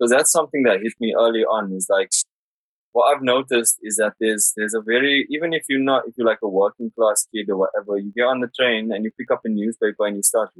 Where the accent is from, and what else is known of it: Johannesburg, Gauteng, South Africa; now in London, United Kingdom